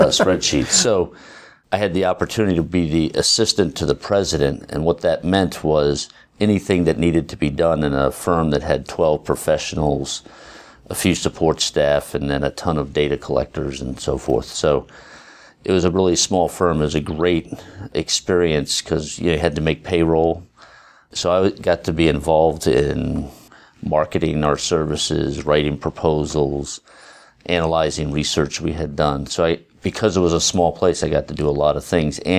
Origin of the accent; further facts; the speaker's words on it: Philadelphia, Pennsylvania, United States; moved away as an adult; now in Cambridge, United States; I was from Philadelphia